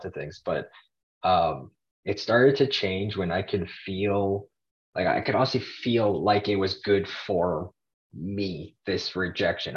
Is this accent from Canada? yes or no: yes; Toronto, Ontario, Canada; I'm Canadian. I'm from Toronto, Canada